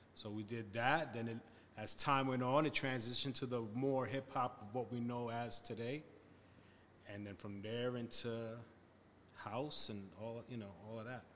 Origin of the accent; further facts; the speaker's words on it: Passaic, New Jersey, United States; I was born in a town called Passaic, New Jersey, which is next to Patterson